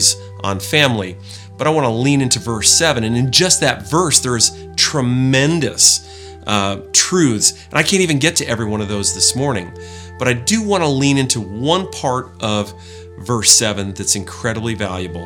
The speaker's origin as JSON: {"language": "English", "region": "Maine", "country": "United States", "tie": "born or raised there", "moved": "yes", "lives_now": "Southwest Washington, United States", "said": "Part of my life, I grew up in the Northeast and up in Maine."}